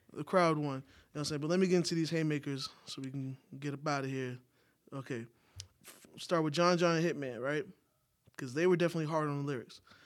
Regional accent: New York, United States; now in Atlanta, United States; I'm from New York.

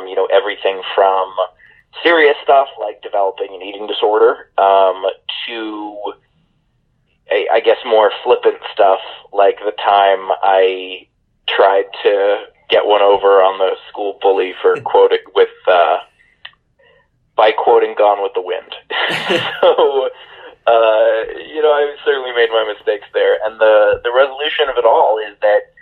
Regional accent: New York City, New York, United States; I grew up fairly sheltered, which is a weird thing to say about growing up in New York City

